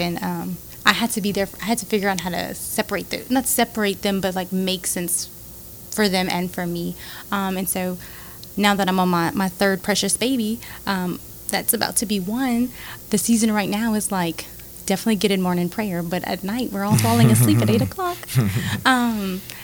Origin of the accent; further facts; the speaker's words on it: Carencro, Louisiana, United States; I grew up in Karen Grove, so I'm a pretty tough girl